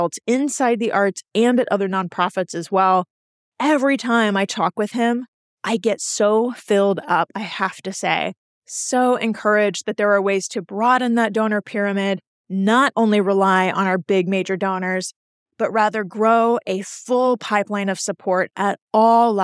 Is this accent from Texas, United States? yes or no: yes; Houston, Texas, United States; moved away; I was born and raised in Houston